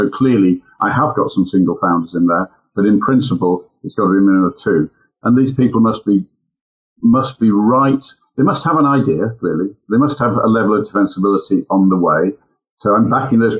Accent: United Kingdom; as a British citizen, clearly here at home

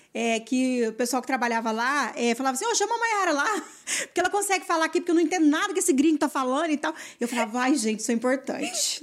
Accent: interior of Mato Grosso do Sul, Brazil; also born or lived in Campo Grande; eu sou do interior do, do Mato Grosso do Sul, né? É, nascida aqui em Campo Grande, né? E tal. Mas é, eu morei muito tempo no interior, na fazenda

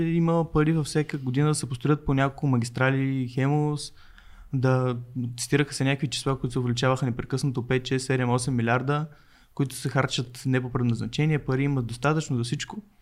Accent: Burgas, Burgas Province, Bulgaria; Аз съм от Бургас

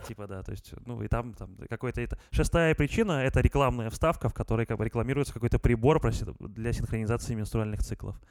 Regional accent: Gomel, Gomel Region, Belarus; в Гомеле, в городе Гомеле, откуда я родом

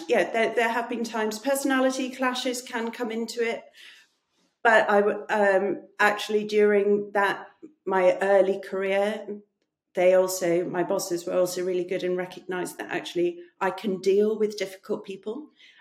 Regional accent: South Africa; First of all, I grew up in South Africa. And my parents were missionaries who worked for peace and reconciliation.

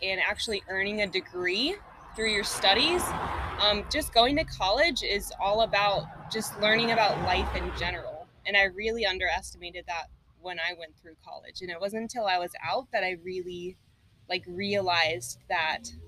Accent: Texas, United States; moved away as an adult; now in South Florida, United States; I'm actually from Texas

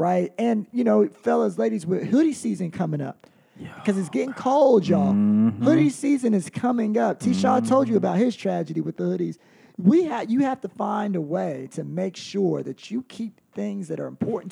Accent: North Carolina, United States; I'm from North Carolina

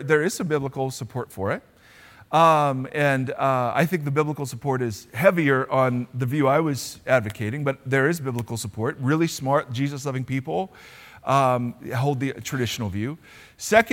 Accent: Ohio, United States; now in California, United States; Because I grew up in Ohio, I know Spanish very well.

